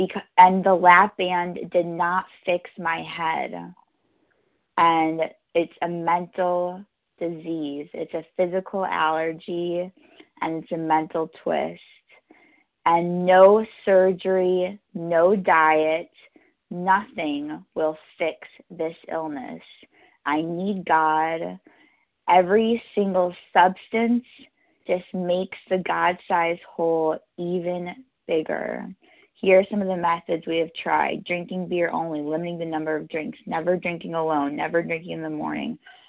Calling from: New York, United States; I'm calling from New York, New York.

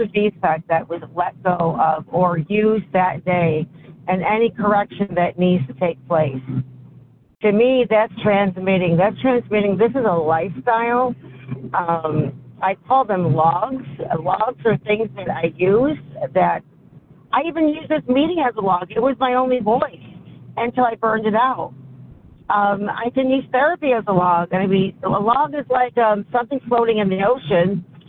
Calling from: Syracuse, New York, United States

